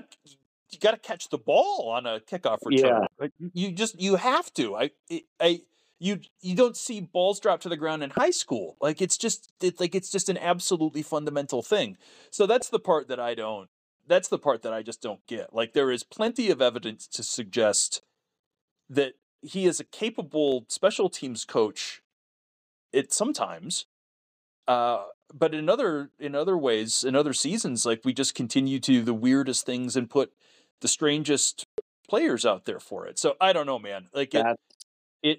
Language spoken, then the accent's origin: English; North St. Paul, Minnesota, United States; I grew up in North St. Paul, Minnesota